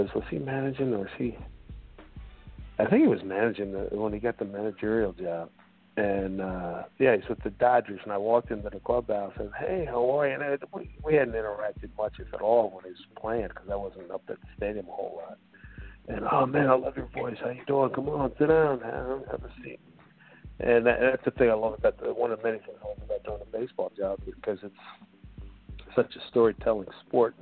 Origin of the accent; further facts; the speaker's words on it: Philadelphia, Pennsylvania, United States; I grew up in Philly